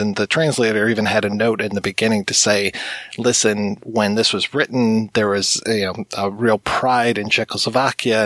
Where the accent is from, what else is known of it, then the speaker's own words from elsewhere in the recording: United States; being an American